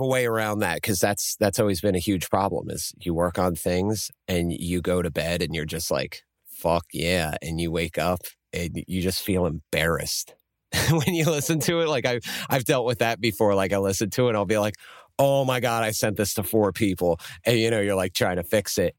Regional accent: Lancaster, Pennsylvania, United States; I'm from Lancaster

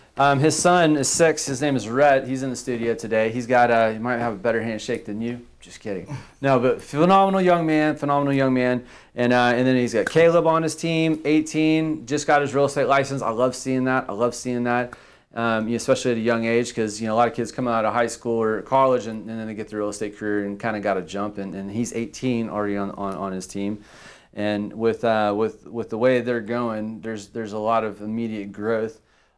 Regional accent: Victoria, Texas, United States; born and raised in Victoria.

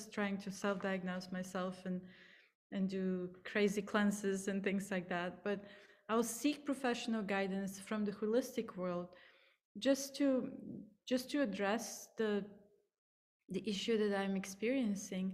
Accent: Plovdiv, Plovdiv Province, Bulgaria; accent: Bulgarian; English is a second language; moved away as an adult; also born or lived in India; I grew up in Bulgaria, so that's my accent

